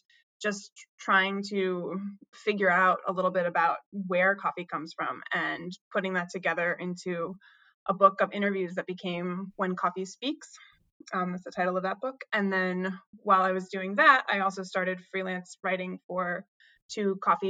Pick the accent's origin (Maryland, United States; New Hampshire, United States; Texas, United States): New Hampshire, United States; I grew up in New Hampshire, in a small town in sort of central mountains of New Hampshire.